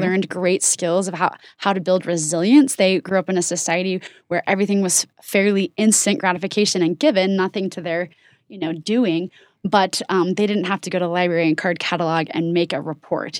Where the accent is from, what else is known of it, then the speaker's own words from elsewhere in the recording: Oregon, United States; now in Utah, United States; I didn't grow up in Utah, I grew up in Oregon